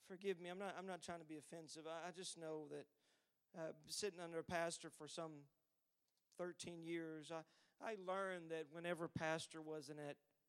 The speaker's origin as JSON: {"language": "English", "region": "Texas", "country": "United States", "said": "I'm from Texas"}